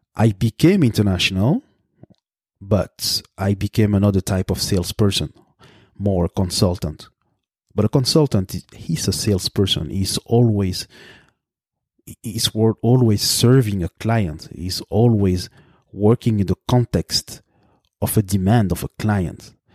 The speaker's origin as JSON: {"language": "English", "town": "Brussels", "region": "Brussels-Capital Region", "country": "Belgium", "tie": "born or raised there", "first_language": "French", "second_language": "English", "moved": "as an adult", "lives_now": "Canada", "said": "I am born in the capital of Belgium, Brussels. I grew up there"}